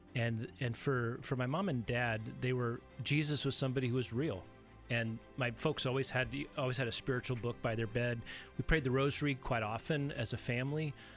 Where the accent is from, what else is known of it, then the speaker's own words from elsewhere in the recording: Corvallis, Oregon, United States; also born or lived in San Diego, California; I grew up in Corvallis. Uh, started life in San Diego, but came up to Corvallis when my dad was a doctoral student at Oregon State, and we ended up staying and raising the family there